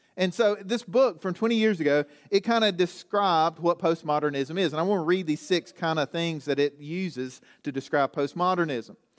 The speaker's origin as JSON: {"language": "English", "region": "Southwest Virginia", "country": "United States", "said": "I'm from Southwest Virginia"}